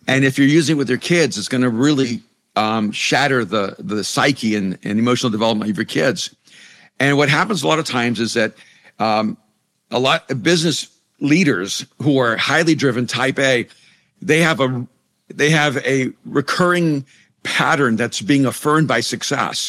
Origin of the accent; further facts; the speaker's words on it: El Salvador; first language Spanish; English is a second language; moved away; I'm an immigrant from El Salvador. You know, Spanish was my first language, English was my second language.